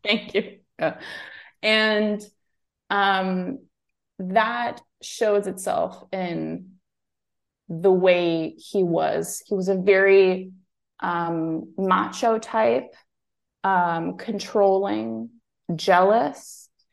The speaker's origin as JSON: {"language": "English", "country": "Germany", "tie": "born or raised there", "also_born_or_lived": "Greece", "moved": "as an adult", "said": "I was born and raised in Germany"}